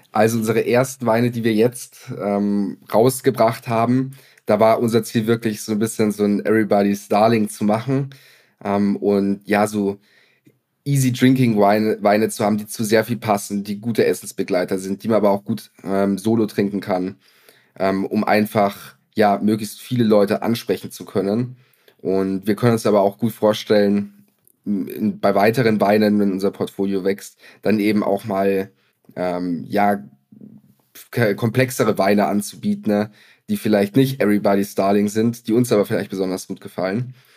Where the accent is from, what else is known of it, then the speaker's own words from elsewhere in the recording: Lower Bavaria, Germany; moved away; Ich komme ursprünglich aus Niederbayern